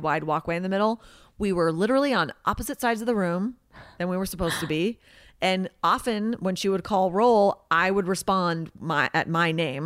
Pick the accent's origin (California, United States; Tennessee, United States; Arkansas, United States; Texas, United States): California, United States; the Valley; I'm from the valley